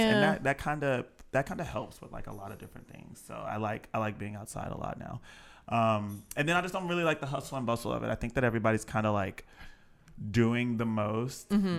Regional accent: Houston, Texas, United States; moved away as an adult; now in Austin, United States; I grew up in Houston, Texas, and I moved to Austin basically to recreate during COVID.

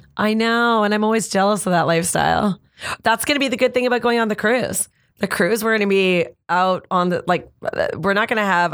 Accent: Canada; I'm Canadian

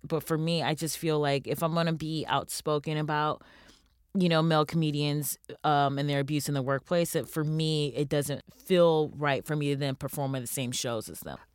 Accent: United States

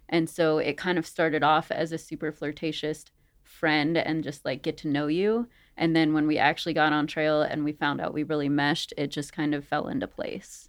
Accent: Maryland, United States; moved away as an adult; also born or lived in Syracuse, New York; I grew up in Maryland

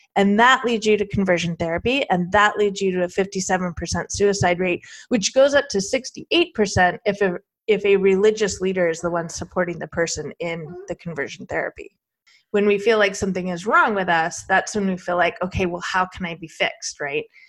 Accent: Arizona, United States; I'm from Arizona.

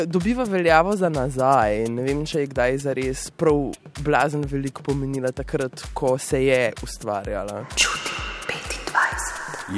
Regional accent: Slovenia; smo Slovenci

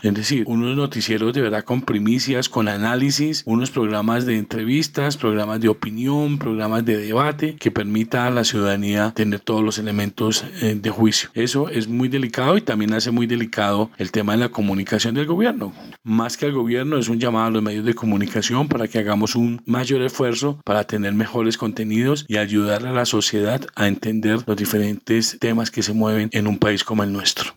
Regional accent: Colombia

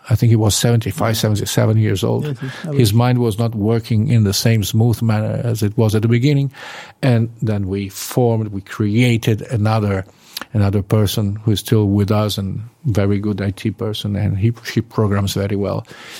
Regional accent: Colombia; English is a second language; I come from Colombia. We don't dry cows there.

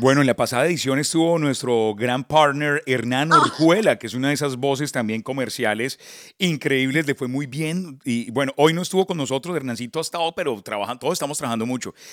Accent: Colombia; now in Miami, United States; los colombianos

